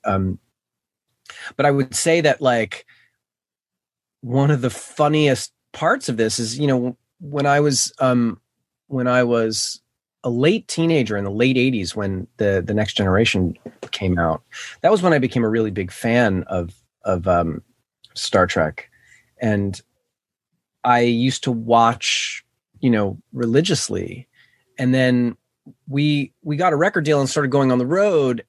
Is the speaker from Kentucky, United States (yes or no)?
no; New York City, New York, United States; I grew up in New York City, in Manhattan